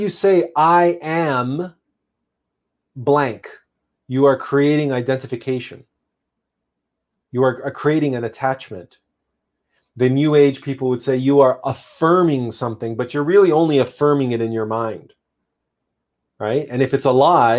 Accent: Canada; I'm Canadian

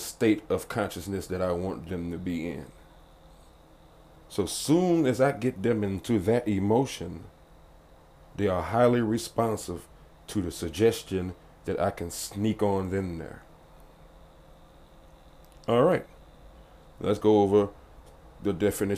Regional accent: the South, United States; I'm from the South, and I was raised Baptist

